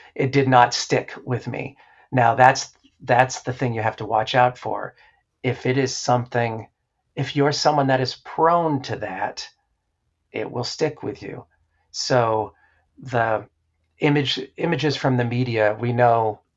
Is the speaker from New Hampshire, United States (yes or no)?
yes; New Hampshire, United States; I grew up in New Hampshire.